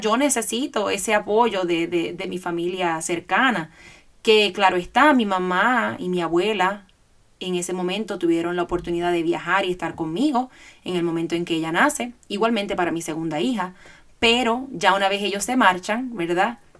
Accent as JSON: {"language": "Spanish", "country": "Puerto Rico", "tie": "born or raised there", "moved": "as an adult", "lives_now": "Georgia, United States", "said": "yo soy puertorriqueña, nacida y criada en Puerto Rico"}